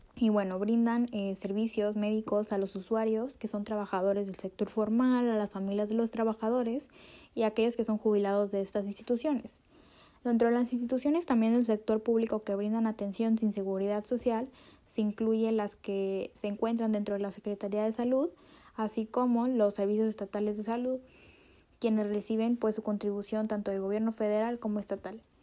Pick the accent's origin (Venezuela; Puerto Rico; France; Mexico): Mexico; como mexicanos